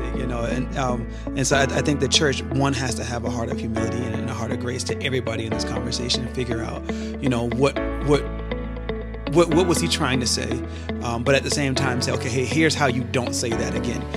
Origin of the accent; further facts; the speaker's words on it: Charleston, South Carolina, United States; moved away as an adult; now in Grand Rapids, United States; I'm originally from Charleston, South Carolina. I moved to Grand Rapids about eight years ago